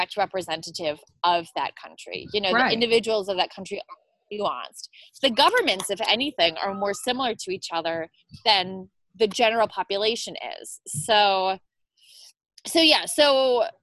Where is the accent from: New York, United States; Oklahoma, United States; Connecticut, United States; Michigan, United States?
New York, United States; moved away as an adult; also born or lived in Brooklyn; I will often introduce myself as a New Yorker